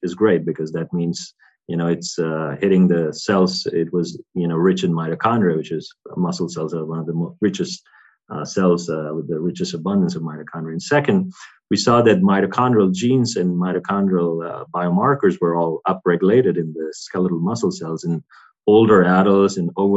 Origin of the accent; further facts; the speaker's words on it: India; moved away; also born or lived in United States / Europe; growing up in India, taking a lot of antibiotics, I think, and then migrating and being on different diets, Indian diet to American diet, and now more European diet